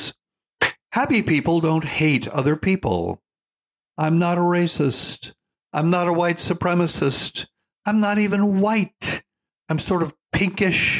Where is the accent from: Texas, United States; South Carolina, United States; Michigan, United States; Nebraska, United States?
South Carolina, United States; Charleston; I spent the first 7 years of my life in Charleston, South Carolina.